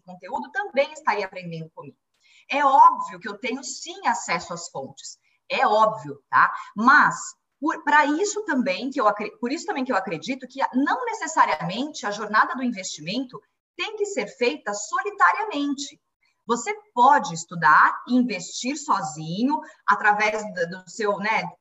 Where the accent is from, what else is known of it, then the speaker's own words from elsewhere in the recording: Brazil; como brasileiros